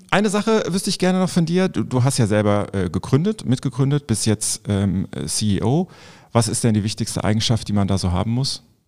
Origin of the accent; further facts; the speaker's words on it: Vulkaneifel, Rhineland-Palatinate, Germany; moved away as an adult; now in Cologne, Germany; ich komme selber gebürtig aus der Vulkaneifel. Und äh, da ist man eigentlich froh, wenn man dann äh, irgendwann volljährig ist, dass man da wegkommt